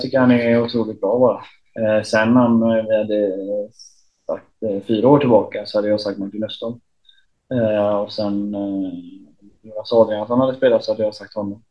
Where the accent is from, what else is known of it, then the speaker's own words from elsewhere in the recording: Uddevalla, Västra Götaland, Sweden; hem till, till Uddevalla där jag är ifrån.